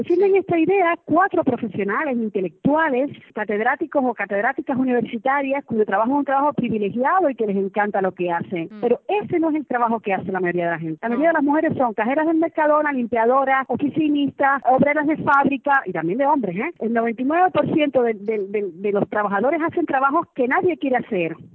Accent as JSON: {"language": "Spanish", "country": "Cuba", "said": "Yo, que además no soy izquierdosa para nada, porque ya vengo, vengo escaldada de Cuba"}